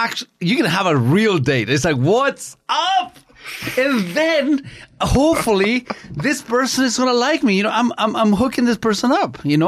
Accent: Canada; I'm a treasure. I'm a Canadian treasure.

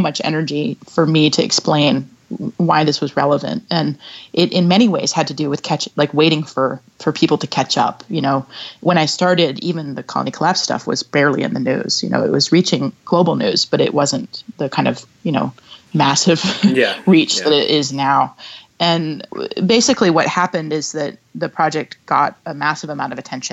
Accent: Seattle, Washington, United States; moved away as an adult; also born or lived in New York City; I moved to my hometown to begin working on the first project from New York City to Seattle

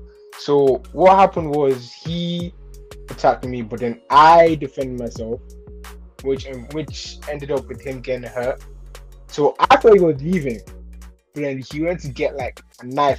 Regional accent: Nigeria; now in London, United Kingdom; So I moved from Nigeria to London because, like I said, I want to be a football player.

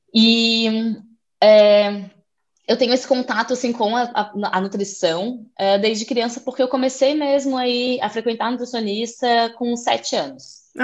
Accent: Florianópolis, Santa Catarina, Brazil; moved away as an adult; now in Portugal; Eu sou de Florianópolis, uma ilha linda no sul do Brasil, e eu estou aqui em Portugal já faz dois anos e meio

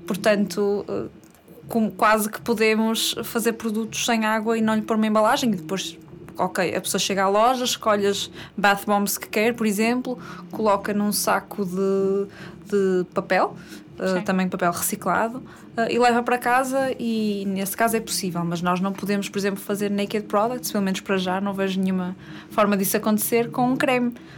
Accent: Matosinhos, Norte, Portugal; tenho 27 anos, sou do Porto, mais concretamente de Matosinhos

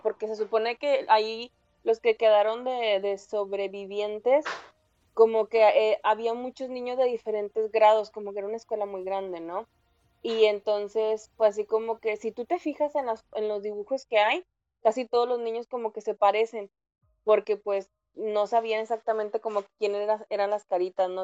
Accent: Mexico

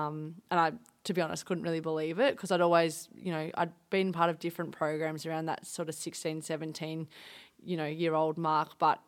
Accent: Werribee, Victoria, Australia; Yeah, so I was born in Werribee, kind of the older part, kind of actually near the rec centre, which is now Eagle Stadium.

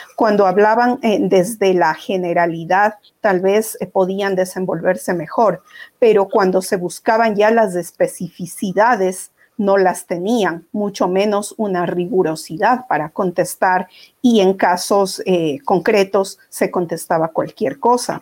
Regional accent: Ecuador; como ecuatorianos

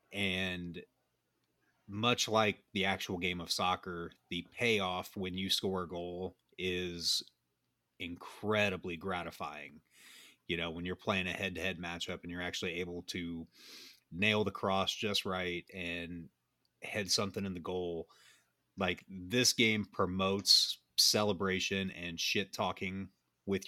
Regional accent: United States; American soccer fans

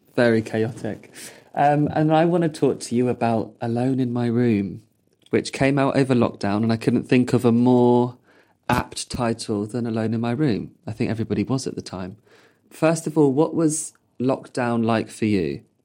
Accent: Purley, London, United Kingdom; I grew up in Purley

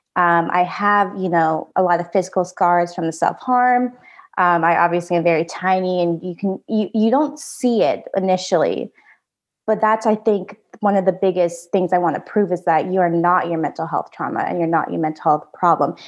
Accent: United States; also born or lived in Da Nang, Vietnam / Nashville, Tennessee; I was adopted to the United States where I grew up

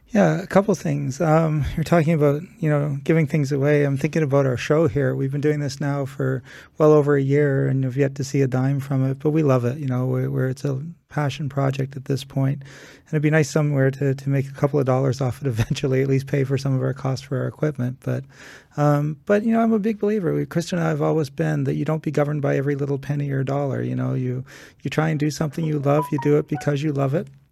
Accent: Canada; being home in Canada

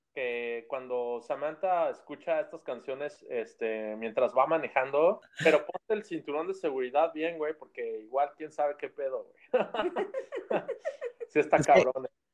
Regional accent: Mexico; moved away

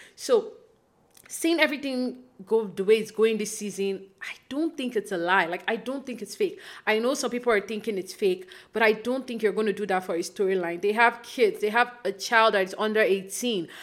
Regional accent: Nigeria; now in Toronto, Canada; I live in Canada now, but I grew up in Nigeria.

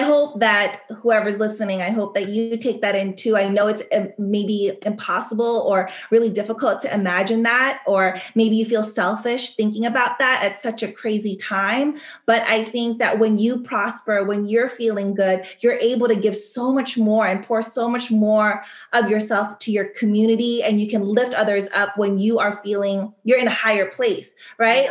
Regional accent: Sacramento, California, United States; moved away as an adult; now in Paris, France; at a young age growing up in Sacramento, California

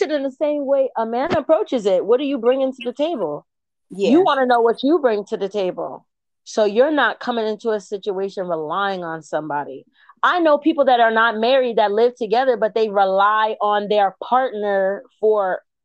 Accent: Cameroon; In my culture, I'm from Cameroon.

